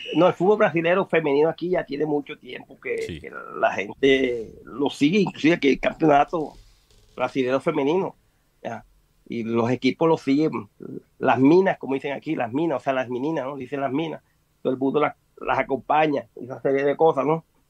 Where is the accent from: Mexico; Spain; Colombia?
Colombia; now in Brazil; mi hija es brasilera, yo soy colombiano